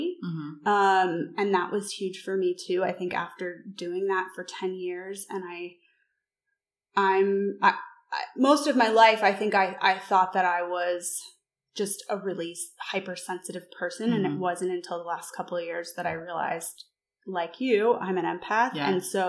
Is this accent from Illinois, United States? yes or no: no; New York, United States; moved away; I'm from New York, lived there after college for over a decade